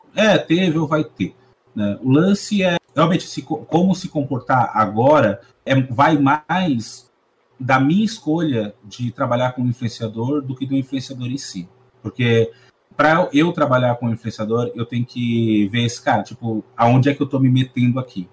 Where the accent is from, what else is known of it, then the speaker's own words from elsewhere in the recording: Brazil; eu vivo no Brasil também, eu sou brasileiro